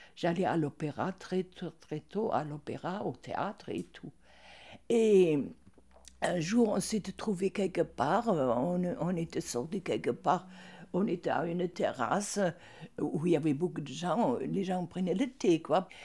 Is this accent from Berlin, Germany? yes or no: yes; Berlin, Germany; moved away; Je suis née à Berlin.